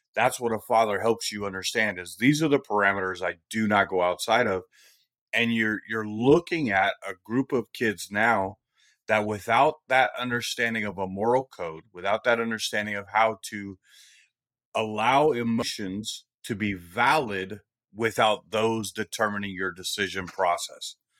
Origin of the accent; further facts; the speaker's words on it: Bay Area, California, United States; growing up where I grew up in the Bay Area of California